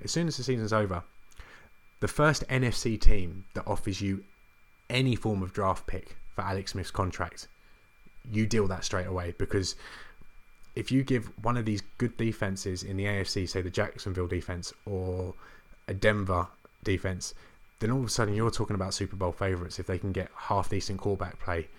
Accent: England, United Kingdom; being English

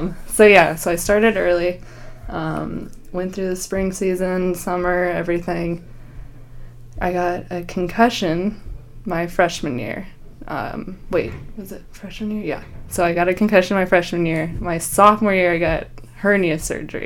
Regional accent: Lincoln, Nebraska, United States; moved away; also born or lived in Knoxville, Tennessee / West Lafayette, Indiana; I grew up in Lincoln, Nebraska

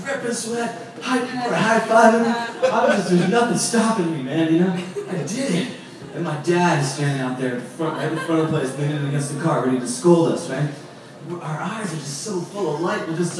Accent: San Francisco, California, United States; moved away as an adult; also born or lived in Galway, Ireland; I'm from San Francisco living in Ireland

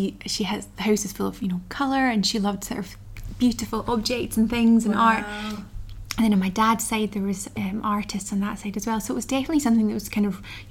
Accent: the Highlands, Scotland, United Kingdom; I grew up in the Highlands

